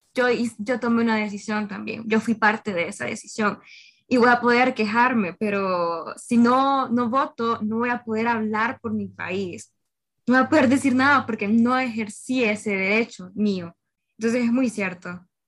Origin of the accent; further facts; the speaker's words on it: Honduras; cada uno de nosotros como hondureños